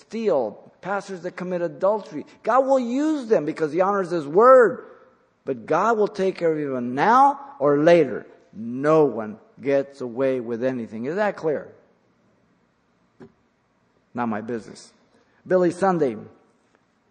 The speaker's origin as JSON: {"language": "English", "country": "Mexico", "tie": "born or raised there", "moved": "yes", "lives_now": "United States", "said": "I was born in Mexico. The reason I'm here is because I don't want to be in Mexico"}